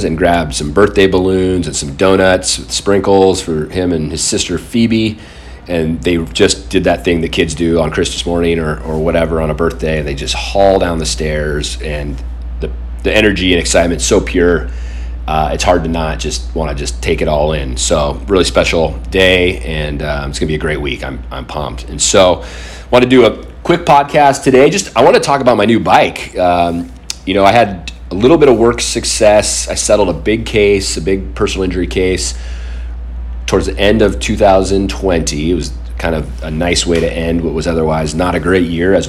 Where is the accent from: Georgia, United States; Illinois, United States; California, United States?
California, United States; Poway; now in Pacific Northwest, United States; I grew up in California, Southern California, in a town called Poway, and it is always summer in Poway